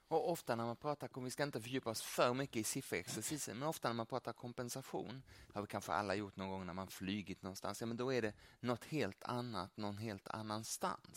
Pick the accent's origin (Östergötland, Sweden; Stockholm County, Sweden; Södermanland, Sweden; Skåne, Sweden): Skåne, Sweden; Lund; moved away as an adult; now in Bangkok, Thailand; jag är ju gammal lundapåg